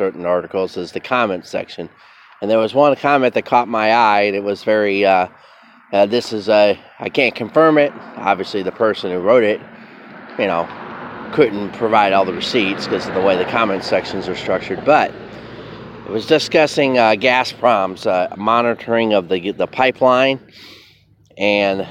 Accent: United States; as an American

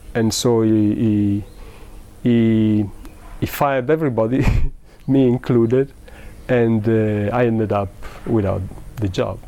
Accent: Modena, Emilia-Romagna, Italy; English is a second language; moved away as an adult; also born or lived in England; I'm from well, we said I'm from Italy and uh, from a small town in the north of Italy, Modena

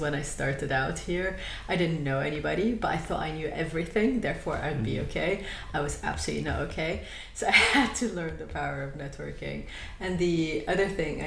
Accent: Lebanon; moved away as an adult; now in United Kingdom; I am originally from Lebanon.

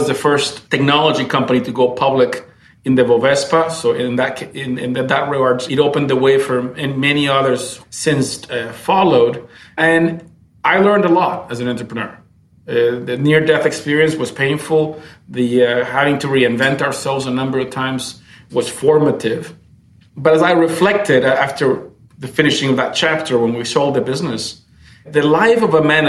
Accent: Camiri, Santa Cruz, Bolivia; moved away as an adult; also born or lived in United States / Brazil; I was born in Bolivia in a small town, actually, in Camiri, and came to the States on a scholarship

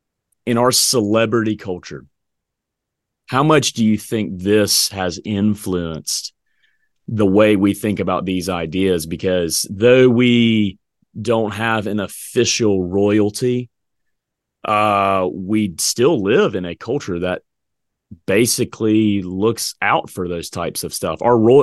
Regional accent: the South, United States; I grew up in the South, man. I mean, look, every restaurant, every home was like buffet, man.

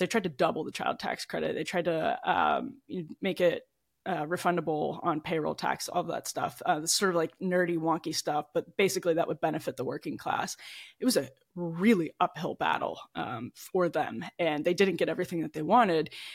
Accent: about forty minutes outside Milwaukee, Wisconsin, United States; moved away; I grew up in the Midwest in Wisconsin, uh, about forty minutes outside Milwaukee

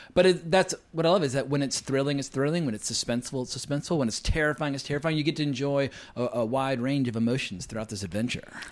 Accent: near the Appalachian Mountains, United States; I grew up near the Appalachian Mountains

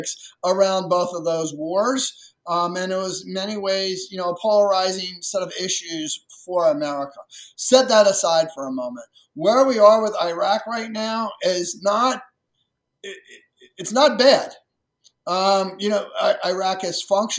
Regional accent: rural Maryland, United States; I grew up in rural Maryland, and, you know, 50 plus years ago, it was even more rural

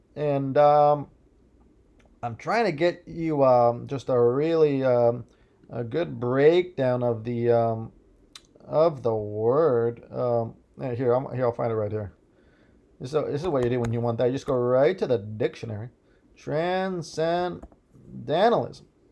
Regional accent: Midwest, United States; I was born in the Midwest

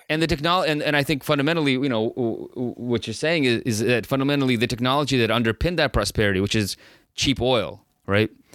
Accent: San Francisco, California, United States; I grew up in San Francisco

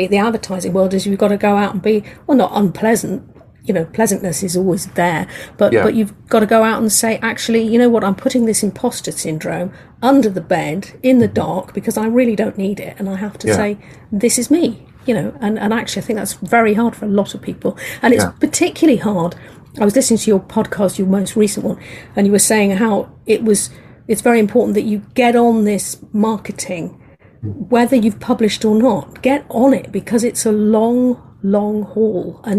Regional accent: England, United Kingdom; accent: English; I'm an English lady, as you can hear from my accent

